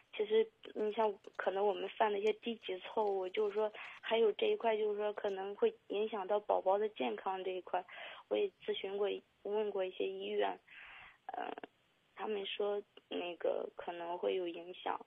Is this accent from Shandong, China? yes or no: yes; Shandong, China; now in Zhengzhou, China; 我家是山东那边